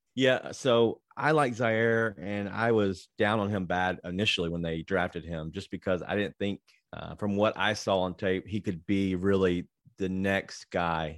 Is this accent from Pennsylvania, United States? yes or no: no; Memphis, Tennessee, United States; Yep, been here my whole life. Grew up in Fraser